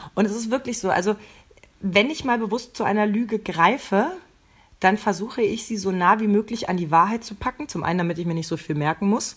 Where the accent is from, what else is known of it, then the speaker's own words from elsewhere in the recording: eastern Germany, Germany; Ich bin ja noch im, im Osten geboren